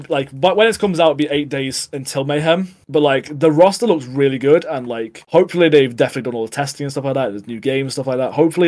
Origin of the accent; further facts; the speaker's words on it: the north of England, United Kingdom; I'm from Northern England